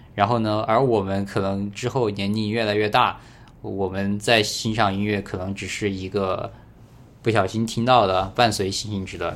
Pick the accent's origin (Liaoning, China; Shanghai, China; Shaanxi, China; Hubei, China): Hubei, China; Badong; 我是湖北人，然后嗯恩施的，然后我们那儿叫巴东